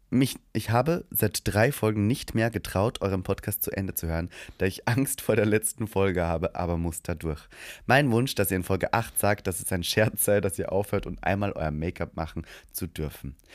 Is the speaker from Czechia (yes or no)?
yes; Czechia; Ja, und ich bin ein Tscheche, der in Österreich lebt.